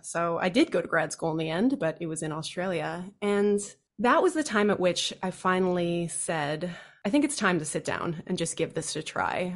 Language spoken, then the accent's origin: English; D.C., Virginia, United States; I grew up in the U S of A outside of Washington, D C. I grew up mostly in Virginia